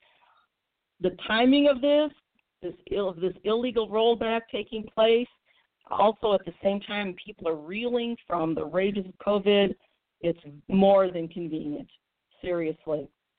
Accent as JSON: {"language": "English", "town": "St. Louis", "region": "Missouri", "country": "United States", "tie": "born or raised there", "said": "I think of my hometown of St. Louis"}